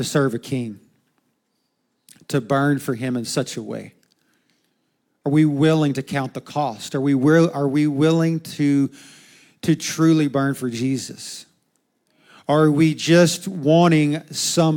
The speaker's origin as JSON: {"language": "English", "country": "United States"}